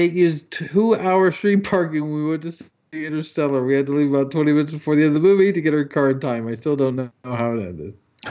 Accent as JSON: {"language": "English", "country": "Canada", "tie": "born or raised there", "said": "Me, I grew up in Canada."}